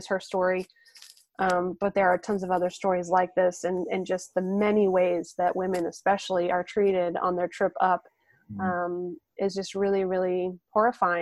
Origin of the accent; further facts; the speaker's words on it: the North, United States; moved away; I'm originally from the North.